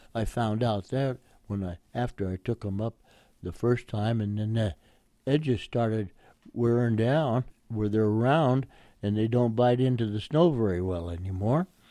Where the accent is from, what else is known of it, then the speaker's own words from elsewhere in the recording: Oakland, California, United States; now in La Mirada, United States; I was born in Oakland, California on 57th Street and Lowell Avenue